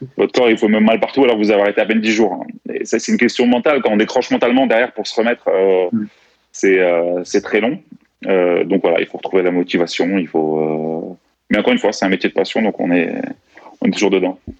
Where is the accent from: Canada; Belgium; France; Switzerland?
France; Strasbourg, Grand Est; also born or lived in Greece / Corsica; je suis né, j'ai grandi à Strasbourg et élevé plutôt à l'européenne